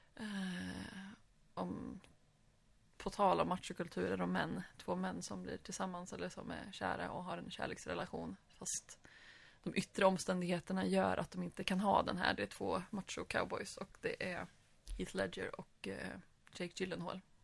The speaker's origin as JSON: {"language": "Swedish", "country": "Sweden", "said": "Vi som var svenskar"}